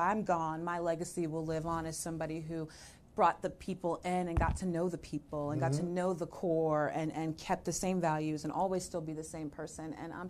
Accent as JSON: {"language": "English", "town": "Jacksonville", "region": "Florida", "country": "United States", "tie": "born or raised there", "also_born_or_lived": "California", "said": "So we came from California and went to Quantico on the base and everything. My parents were never married because my mother knew better. And so my father was a pilot. So we kind of just stayed here. I did grow up and go to high school in Florida, in Jacksonville"}